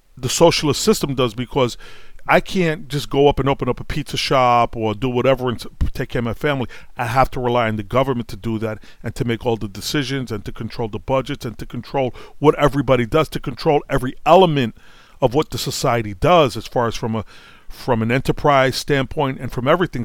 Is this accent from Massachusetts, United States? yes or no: no; New York City, New York, United States; I grew up in Brooklyn